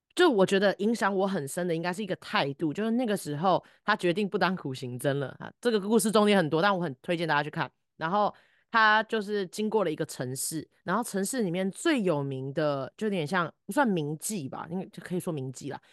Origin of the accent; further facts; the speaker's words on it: Taiwan; 身在台湾是我作，我作为人一个很大的幸运